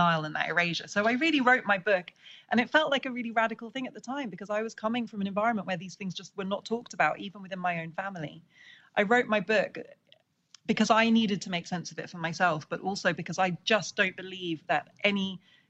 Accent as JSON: {"language": "English", "country": "United Kingdom", "tie": "born or raised there", "also_born_or_lived": "Senegal", "said": "I grew up in Britain"}